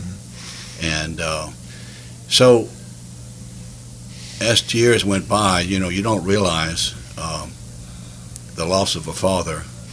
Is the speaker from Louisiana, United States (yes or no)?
yes; Sunset, Louisiana, United States; now in Lafayette, United States; I was born in Sunset in 1954, and I came from a family of 12.